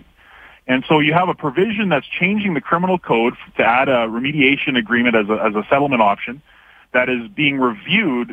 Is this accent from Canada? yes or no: yes; Canada; now in Alberta, Canada; as a Canadian myself